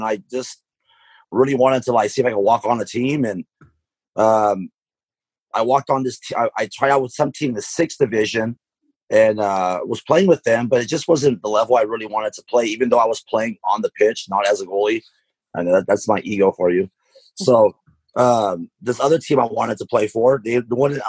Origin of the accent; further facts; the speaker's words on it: Stockton, California, United States; growing up in Stockton, I played in a lot of Mexican leagues